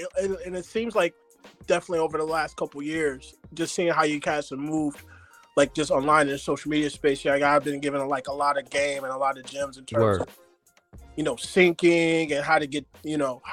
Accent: Lansing, Michigan, United States; also born or lived in Ann Arbor, Michigan / Detroit, Michigan; Grew up in Lansing, but cut my teeth in the Ann Arbor and Detroit space.

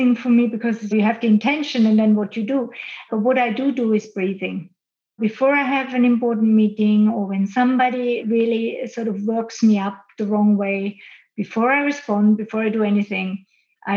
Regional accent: Austria; now in Switzerland; I live and work now in Switzerland, which is my base, but I grew up in Austria and I grew up in the mountains in Austria

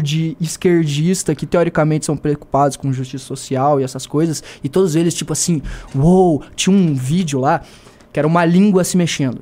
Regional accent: Joinville, Santa Catarina, Brazil; eu sou de Santa Catarina também, né? sou lá de Joinville

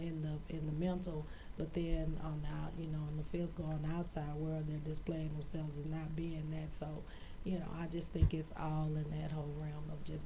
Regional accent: Houston, Texas, United States; I'm born and raised here in Houston as well, Northside, Acres Home. Acres Home, Fofo.

